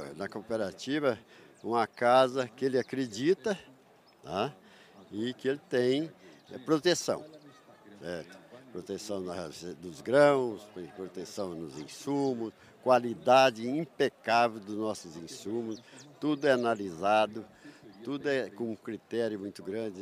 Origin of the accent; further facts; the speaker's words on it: Tuverá, São Paulo, Brazil; moved away as an adult; also born or lived in Aramina, São Paulo; now in Rio Verde, Brazil; Nasci em Aramina, São Paulo, perto de 100 quilômetros para cá de Ribeirão. Uhum. Me criei ali em Tuverá